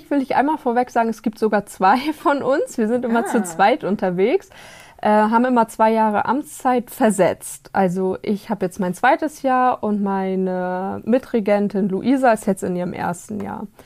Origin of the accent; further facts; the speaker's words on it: Mecklenburg-Vorpommern, Germany; Ursprünglich komme ich von der Ostsee aus Mecklenburg. Aber hier ist es mindestens genauso schön.